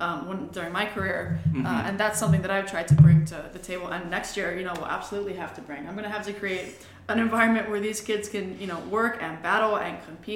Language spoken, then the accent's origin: English; Hawaii, United States; moved away as an adult; also born or lived in Durham, North Carolina / Boston / Hartford, Connecticut; I am from Hawaii.